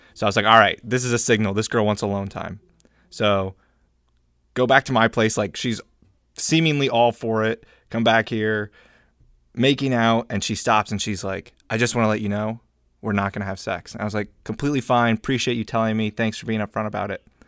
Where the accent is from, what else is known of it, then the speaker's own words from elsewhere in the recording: United States; I am American